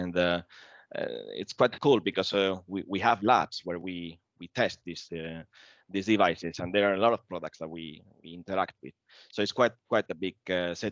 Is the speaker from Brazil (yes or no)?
no; Spain; moved away as an adult; now in Sweden; I'm actually from Spain